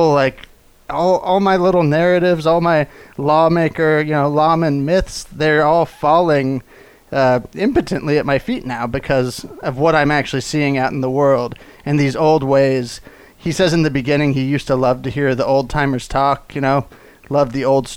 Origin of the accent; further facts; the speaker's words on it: Texas, United States; I'm a Texan. We like country a lot